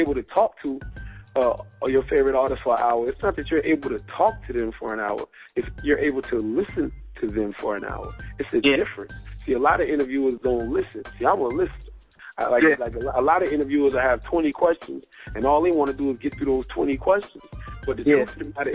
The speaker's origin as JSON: {"language": "English", "town": "Moncks Corner", "region": "South Carolina", "country": "United States", "tie": "born or raised there", "also_born_or_lived": "Charleston, South Carolina", "moved": "yes", "said": "growing up in Mount Corner, South Carolina"}